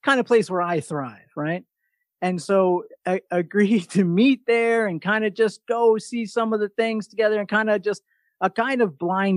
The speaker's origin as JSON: {"language": "English", "region": "New York", "country": "United States", "said": "from New York"}